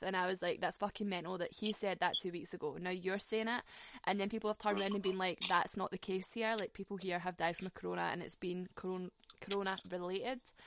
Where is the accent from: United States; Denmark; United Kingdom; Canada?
United Kingdom; Glasgow, Scotland; accent: Scottish; my Scottish accent